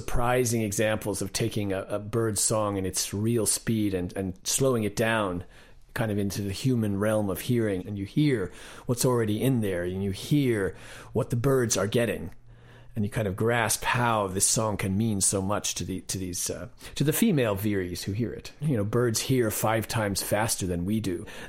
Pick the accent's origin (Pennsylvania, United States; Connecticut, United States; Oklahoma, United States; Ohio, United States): Connecticut, United States; Well, I grew up in Connecticut, kind of in the suburban countryside